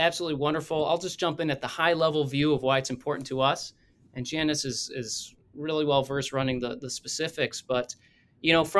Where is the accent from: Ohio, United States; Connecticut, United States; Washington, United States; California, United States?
Ohio, United States; Toledo; My background, grew up here in Toledo, Ohio